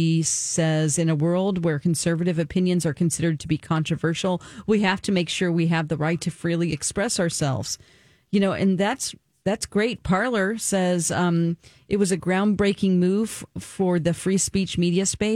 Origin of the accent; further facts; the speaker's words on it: the South, United States; I'm from the South and we put an emphasis on the front of words, like Taco Bell